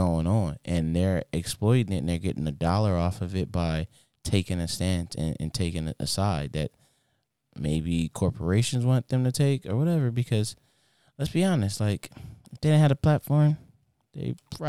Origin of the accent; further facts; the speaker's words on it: Inglewood, California, United States; I grew up in Inglewood. Predominantly like Hispanic black neighborhood